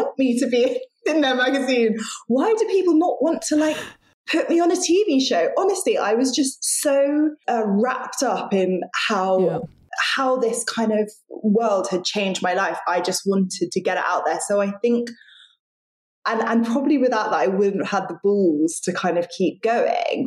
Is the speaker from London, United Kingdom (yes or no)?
yes; London, United Kingdom; moved away as an adult; also born or lived in Sydney, Australia; I grew up in London, but left and moved to Australia, to Sydney, and went to university there.